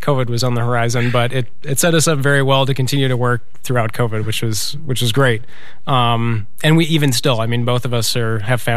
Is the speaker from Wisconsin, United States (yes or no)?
yes; Eau Claire, Wisconsin, United States; now in Minneapolis, United States; I grew up in Eau Claire